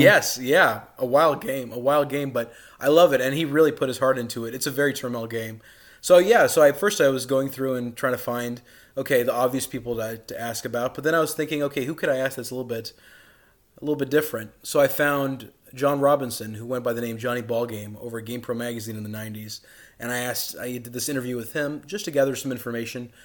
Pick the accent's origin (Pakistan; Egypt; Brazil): Pakistan; Karachi, Sindh; moved away; also born or lived in Dallas, Texas, United States; I was born in Dallas, Texas, but I grew up in Karachi, Pakistan